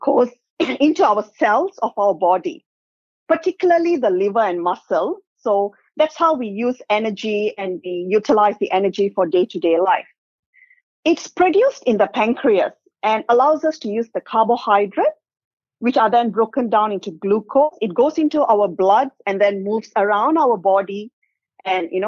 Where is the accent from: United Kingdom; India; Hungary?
India; South India; now in Perth, Australia; I'm South Indian.